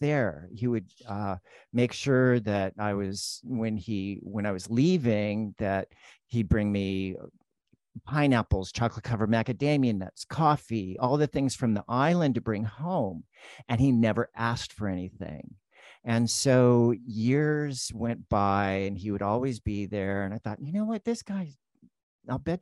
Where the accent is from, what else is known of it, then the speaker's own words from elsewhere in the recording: El Cajon, California, United States; where I grew up in El Cajon, it was, you know, predominantly Caucasian